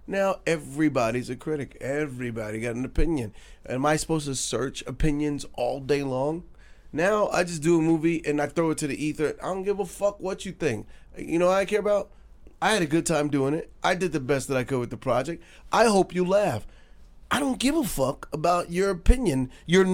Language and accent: English; New York, United States; I'm a New Yorker.